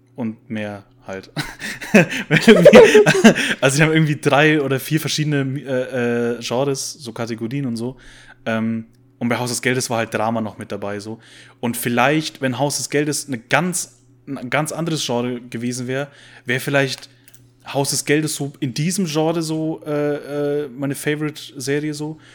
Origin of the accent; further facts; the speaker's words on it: Bavaria, Germany; als Bayer